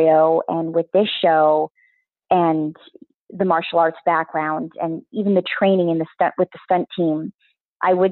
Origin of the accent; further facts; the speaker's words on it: Canada; moved away as an adult; also born or lived in Vancouver; now in Los Angeles, United States; being first generation Asian Canadian, I was raised very much in the academias